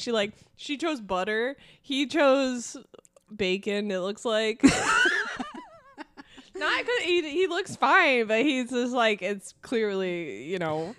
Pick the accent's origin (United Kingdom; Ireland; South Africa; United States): Ireland; me being Irish